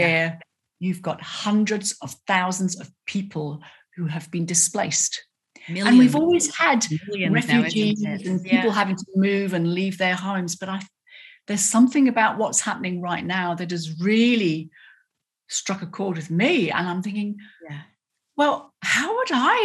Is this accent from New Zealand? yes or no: no; United Kingdom; accent: British; moved away as an adult; now in Australia; I've still got a British accent and I can perform the proper accent